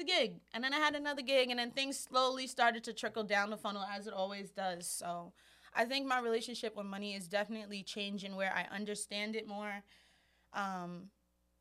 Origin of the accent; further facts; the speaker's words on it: New York City, New York, United States; especially as just a New Yorker. You know, we live in such an expensive city